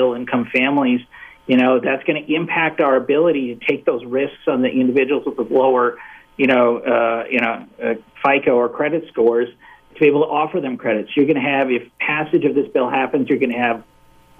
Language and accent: English; Rapid City, South Dakota, United States; moved away; going back home and seeing my family in Rapid City, South Dakota